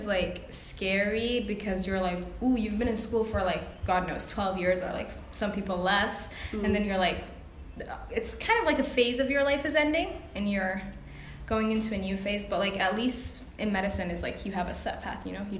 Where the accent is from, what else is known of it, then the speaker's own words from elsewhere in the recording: United States; now in Egypt; And I'm American.